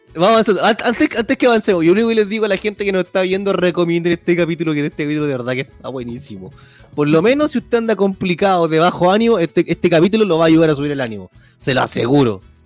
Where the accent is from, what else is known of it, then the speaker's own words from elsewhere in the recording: Chile; soy bien chileno